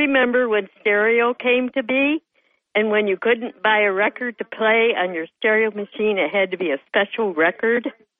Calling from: Dickinson, New York, United States; number two from the town of Dickinson.

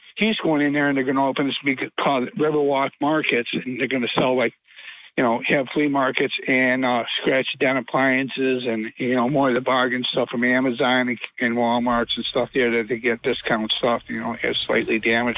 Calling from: Binghamton, New York, United States; from the Binghamton Plaza.

